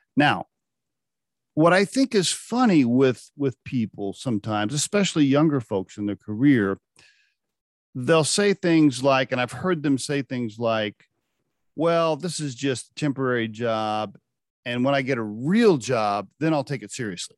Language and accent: English; Oklahoma, United States; I grew up in Oklahoma